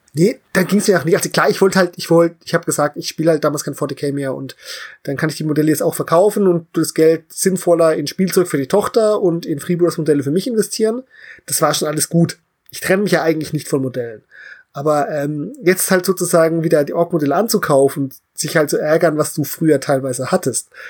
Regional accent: Central German Uplands, Germany; als Deutscher, der in den Mittelgebirge groß geworden ist

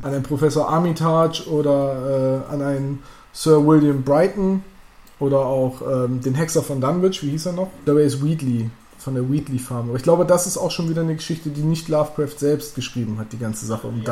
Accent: Northern Germany, Germany; als Norddeutsche

